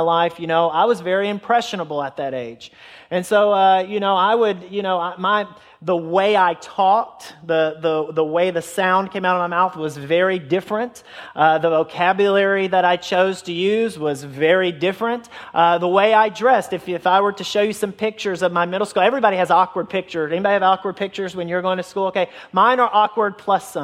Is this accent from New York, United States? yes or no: no; Middle Tennessee, United States; also born or lived in Flint, Michigan / California / Georgia / Murfreesboro, Tennessee; we've been in Middle Tennessee since I was in kindergarten